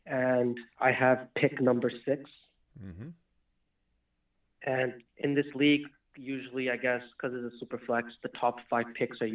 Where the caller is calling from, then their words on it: Canada; calling from Canada.